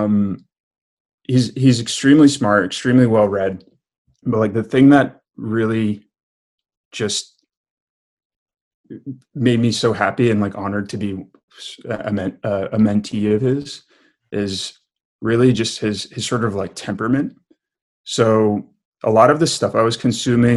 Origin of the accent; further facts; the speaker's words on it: outside of New York City, United States; also born or lived in Cobleskill, New York / Brooklyn; I grew up in what upstaters call downstate New York. So I grew up outside of New York City